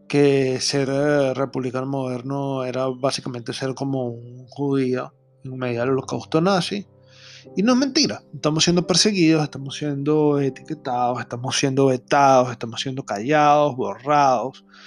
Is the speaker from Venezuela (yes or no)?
yes; Venezuela; lo que nosotros llamamos en criollo, en mi país Venezuela